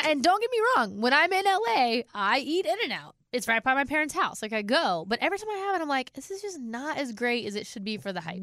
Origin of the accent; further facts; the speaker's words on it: California, United States; now in Nashville, United States; I'm from California